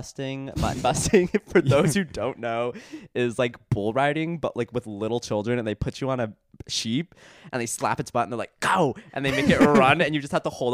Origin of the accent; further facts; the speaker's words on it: Casa Grande, Arizona, United States; I am from Casa Grande, Arizona.